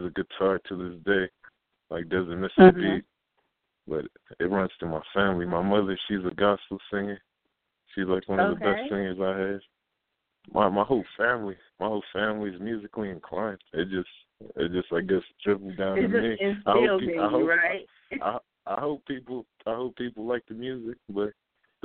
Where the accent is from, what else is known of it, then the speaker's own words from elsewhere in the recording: Southern California, United States; I was born and raised in Southern California